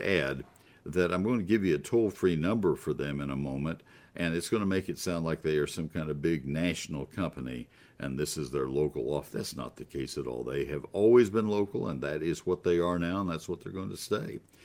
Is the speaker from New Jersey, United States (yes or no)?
no; College Station, Texas, United States; now in Dallas, United States; I grew up in College Station